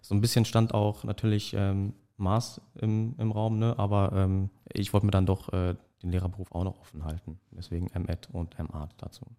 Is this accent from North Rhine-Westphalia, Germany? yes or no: yes; Dortmund, North Rhine-Westphalia, Germany; ich komme aus Dortmund